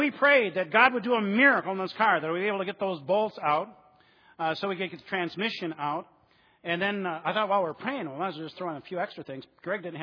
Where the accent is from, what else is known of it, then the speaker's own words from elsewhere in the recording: Flint, Michigan, United States; I'm from Flint.